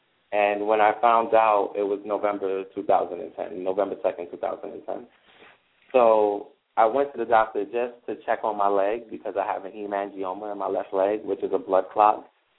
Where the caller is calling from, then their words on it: Brooklyn, New York, United States; Yeah, I am calling from Brooklyn.